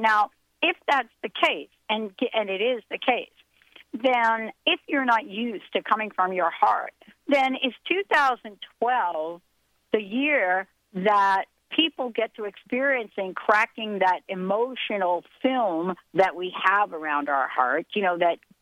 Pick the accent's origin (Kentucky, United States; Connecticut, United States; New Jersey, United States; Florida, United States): New Jersey, United States; moved away; Linda and I grew up together in New Jersey